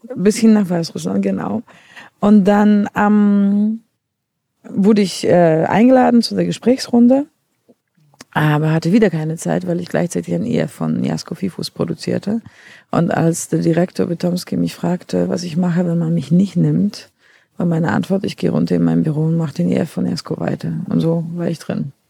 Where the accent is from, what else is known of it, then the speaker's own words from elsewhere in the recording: Poland; accent: Polish; German is a second language; now in Berlin, Germany; ich komme ja ursprünglich aus Polen